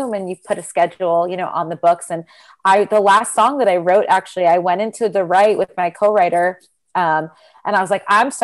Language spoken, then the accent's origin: English; Freehold, New Jersey, United States; moved away as an adult; also born or lived in Brooklyn, New York; now in New York City, United States; I grew up in Freehold, New Jersey